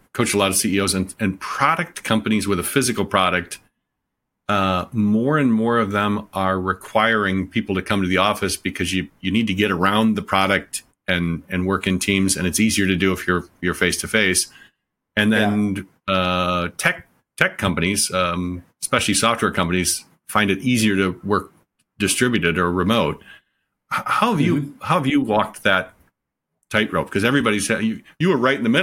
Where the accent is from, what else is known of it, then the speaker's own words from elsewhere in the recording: Detroit, Michigan, United States; I'm from Detroit